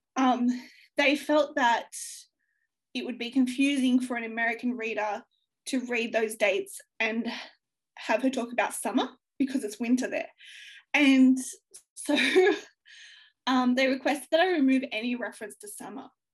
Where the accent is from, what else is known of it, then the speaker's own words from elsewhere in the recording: Australia; growing up in Australia